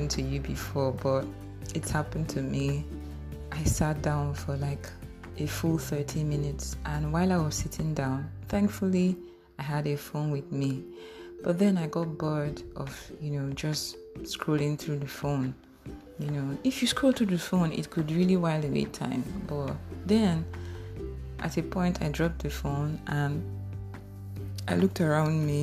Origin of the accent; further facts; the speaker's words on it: Warri, Delta, Nigeria; I grew up in Bendel Estate, in Warri, Nigeria